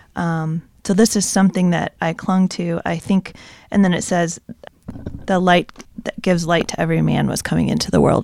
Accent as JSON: {"language": "English", "town": "Zeeland", "region": "Michigan", "country": "United States", "tie": "born or raised there", "said": "I grew up in Zealand, but I'm not Dutch"}